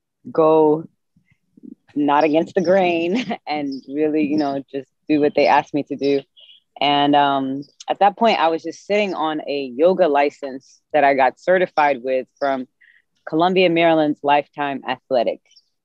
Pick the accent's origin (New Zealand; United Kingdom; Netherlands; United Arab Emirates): United Arab Emirates; Sharjah; moved away as an adult; now in Washington, D.C., United States; I was born and raised in Sharjah, UAE, which is right next to Dubai, maybe 10 minutes away from there. So I moved to America in 2008